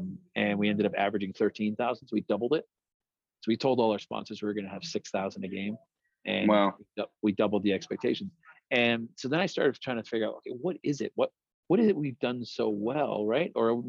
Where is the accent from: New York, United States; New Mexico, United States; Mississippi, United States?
New Mexico, United States; And it's kind of funny, but then as a New Mexican, you build up this chip on your shoulder that people are just like, why don't you know New Mexico is a state?